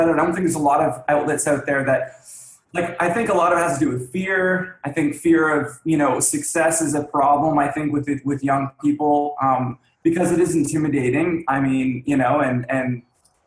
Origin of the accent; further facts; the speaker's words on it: Toronto, Ontario, Canada; I'm from Toronto, Ontario